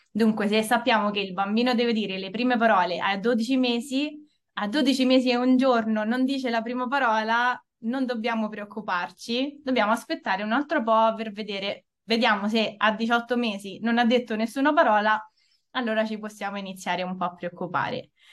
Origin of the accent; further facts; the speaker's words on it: Italy; accent: Italian; sono nata e cresciuta in Italia da genitori italiani